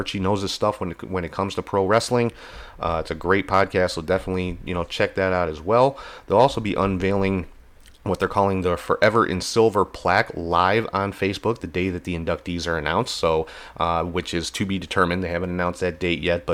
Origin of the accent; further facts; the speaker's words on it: Ireland; I'm Irish too